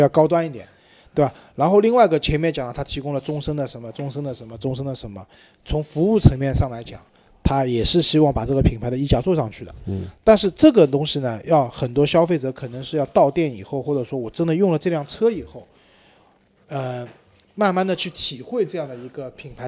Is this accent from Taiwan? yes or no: no; China; 我们中国人买车啊，还是还是以大为美的